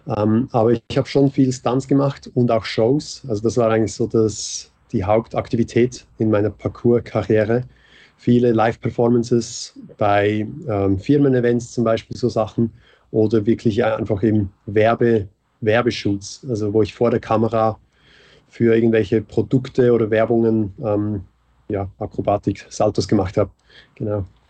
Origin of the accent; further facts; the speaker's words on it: Switzerland; moved away as an adult; now in Vienna, Austria; Ich bin Schweizer, der in Wien wohnt. der nach Wien gekommen ist. Aber schon, also Schweizer und seit vier Jahren in Wien